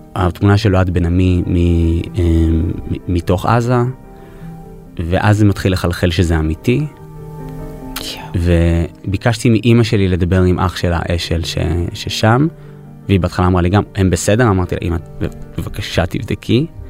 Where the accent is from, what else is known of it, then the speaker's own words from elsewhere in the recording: New York, United States; moved away; נולדתי בניו יורק, ההורים שלי ישראלים, אבל היינו באים לבקר הרבה בקיבוץ